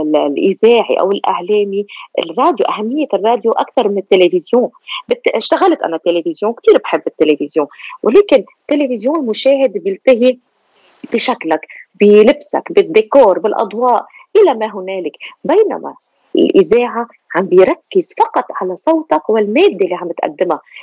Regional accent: Lebanon; moved away as an adult; now in Australia; لبنانيه الاصل استراليه الجنسيه هاجرت من لبنان الى استراليا

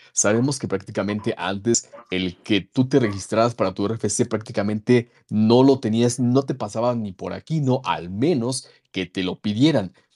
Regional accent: Mexico; como mexicanos

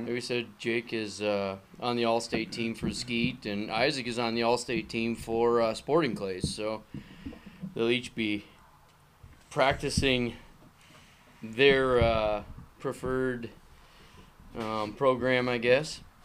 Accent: Minnesota, United States; moved away as an adult; now in Michigan, United States; I grew up in Minnesota.

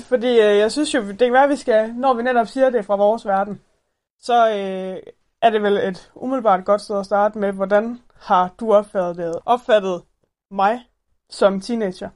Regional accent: Thyholm, Central Denmark Region, Denmark; nu kommer vi fra Tyholm

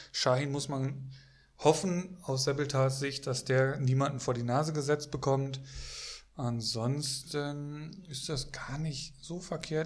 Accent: Bocholt, North Rhine-Westphalia, Germany; moved away; ich komme ursprünglich, also gebürtig aus Bocholt

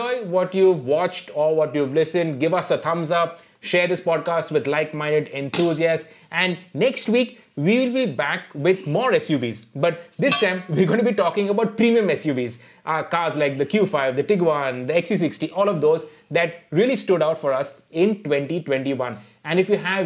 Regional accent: India; we as Indians, as Indian automotive enthusiasts

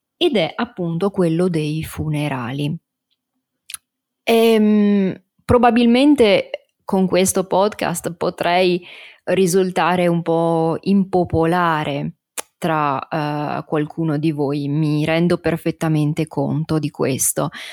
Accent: Italy; la cultura del mio paese è anche questa, quindi una cultura, eh, fortemente religiosa

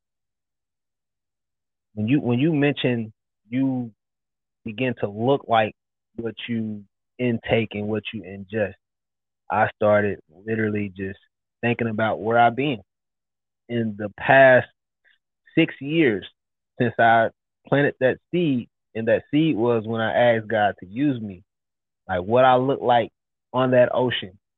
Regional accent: Louisville, Kentucky, United States; moved away as an adult; also born or lived in Dallas, Texas; I'm from Louisville, Kentucky, from the projects

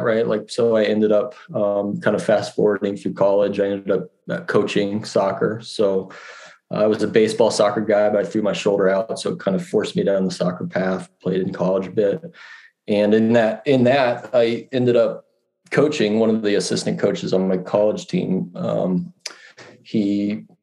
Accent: Scottsdale, Arizona, United States; I was born and raised here in Scottsdale, and 46 years here, pretty much here.

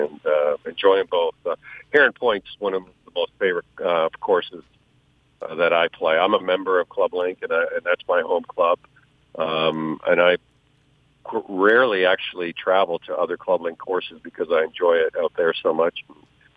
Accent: Hamilton, Ontario, Canada; moved away as an adult; also born or lived in Houston; growing up in the Hamilton area since I was like 11, 12 years old

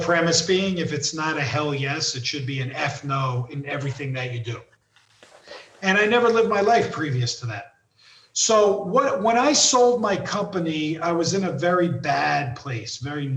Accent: East Coast, United States; moved away; I'm I'm from the East Coast

